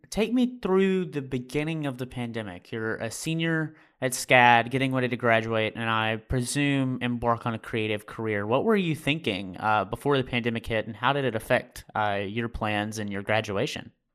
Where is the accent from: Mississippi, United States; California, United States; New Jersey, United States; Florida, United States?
Mississippi, United States; Amory; moved away as an adult; also born or lived in New Haven, Connecticut; I am from Mississippi in the USA. It's where I graduated uh, in a rural town um, called Amory.